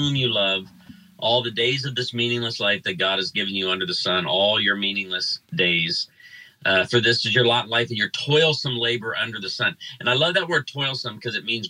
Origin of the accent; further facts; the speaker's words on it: Chicago, Illinois, United States; now in Branson, United States; I grew up in Chicago, and I was the only kid in my school that listened to country music